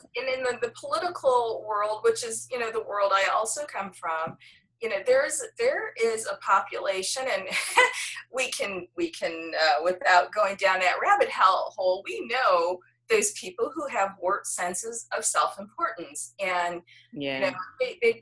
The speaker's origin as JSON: {"language": "English", "region": "Michigan", "country": "United States", "tie": "born or raised there", "moved": "yes", "lives_now": "Washington, D.C., United States", "said": "Michigan is my home state"}